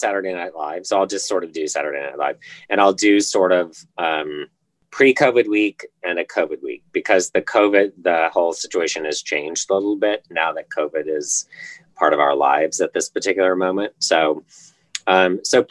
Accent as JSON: {"language": "English", "region": "Indiana", "country": "United States", "moved": "yes", "said": "I'm from Indiana originally."}